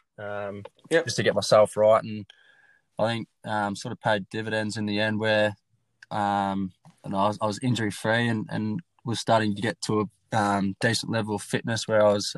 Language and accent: English; Geelong, Victoria, Australia; my hometown